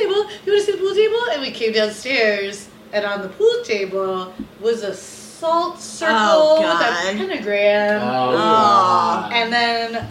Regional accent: Marietta, Georgia, United States; when I was growing up in Marietta, Georgia, we moved, and I didn't have any friends

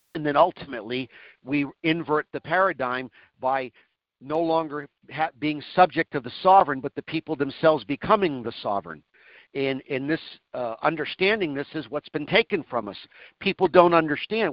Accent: Manchester, New Hampshire, United States; also born or lived in Sherbrooke, Quebec, Canada; I was born in Sherbrooke, and I grew up in uh, Manchester, the uh, biggest city in the state

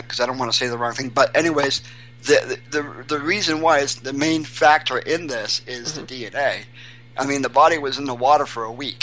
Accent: Portland, Maine, United States; now in New Hampshire, United States; I'm from New Hampshire. And I'm originally from Portland, Maine, but I can say I moved to New Hampshire 20 years ago

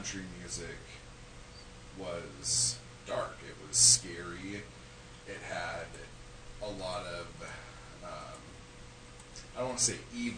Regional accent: Southern California, United States; I'm from Southern California

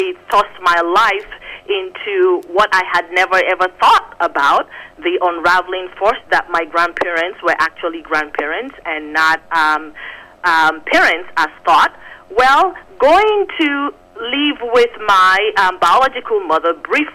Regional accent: Nigeria; born or raised there; moved away; also born or lived in Phoenix, Arizona

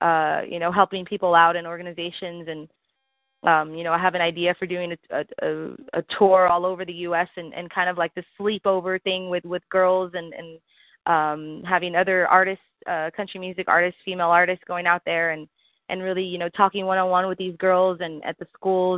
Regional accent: South Texas, United States; also born or lived in Dallas; my home state of Texas

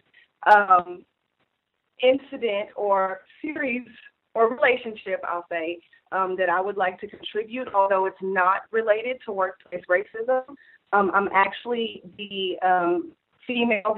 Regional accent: Houston, Texas, United States; I'm from Houston

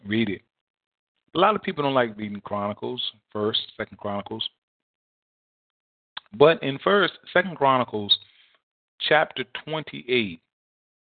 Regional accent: United States; we as American citizens

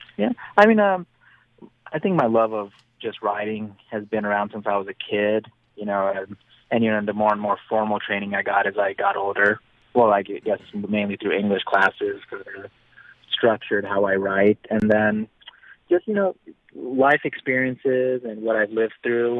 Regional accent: Reno, Nevada, United States; my hometown of Reno, Nevada, since I'm so close

